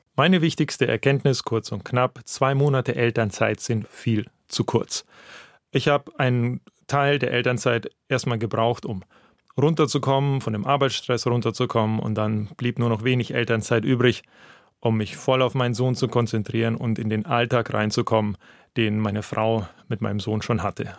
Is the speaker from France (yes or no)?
no; Russia; German is a second language; now in Germany; Ich komme ja aus Russland